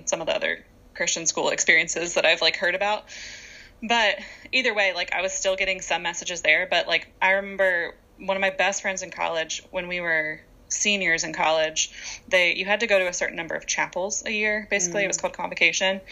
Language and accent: English; Virginia, United States; moved away as an adult; I grew up in Virginia